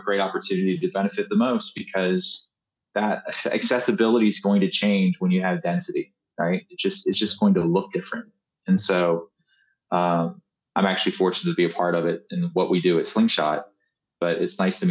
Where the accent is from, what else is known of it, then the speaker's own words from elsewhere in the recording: Maryland, United States; now in Kentucky, United States; I grew up in Maryland, but I've been here since 98